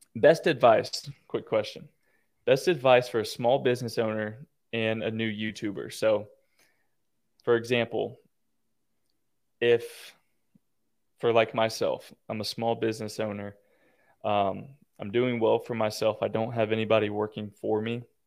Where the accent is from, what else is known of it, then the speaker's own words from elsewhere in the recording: Florida, United States; I'm from Florida